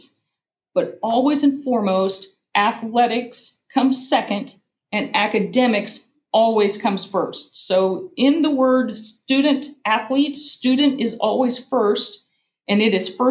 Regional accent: Cambridge City, Indiana, United States; moved away as an adult; now in Columbus, United States; I grew up in Cambridge City, Indiana.

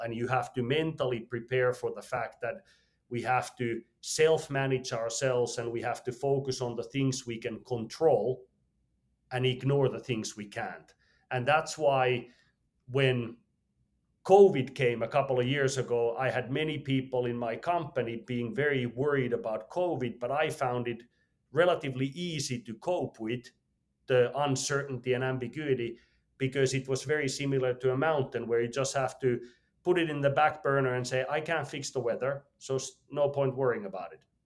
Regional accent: Finland; I was born in Finland, regular family

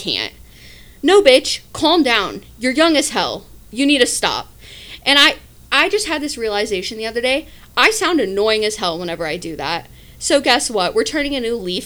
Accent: Midwest, United States; we're from the Midwest

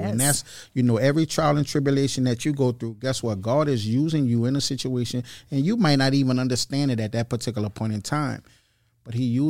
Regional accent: Kenner, Louisiana, United States; I'm originally from Kenner, right?

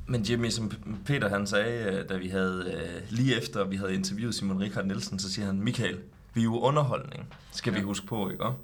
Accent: Jutland, Denmark; jeg er fra Jylland.

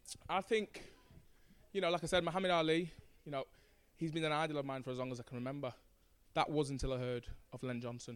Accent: Manchester, North West England, United Kingdom; I've grown up in boxing gyms since I was 8 years old. I'm from South Manchester. I'm mixed race. You know, my dad's West African.

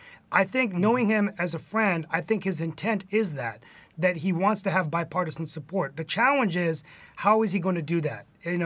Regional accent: West Virginia, United States; he's from my home state of West Virginia

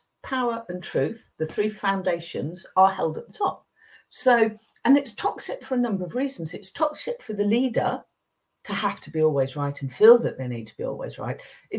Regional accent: England, United Kingdom; I grew up in England

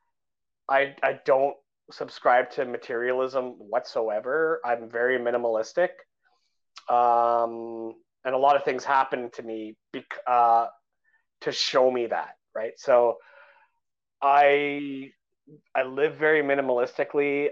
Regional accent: Canada; I'm a Canadian guy

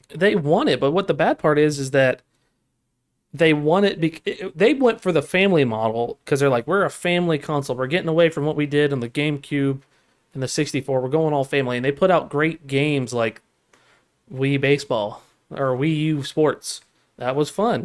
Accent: United States; I'm American, sir. I speak American.

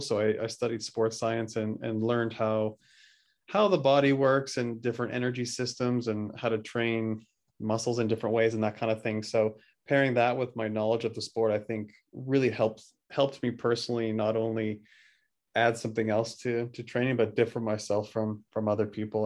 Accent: just outside Vancouver, BC, British Columbia, Canada; where I grew up just outside Vancouver, B C, Canada.

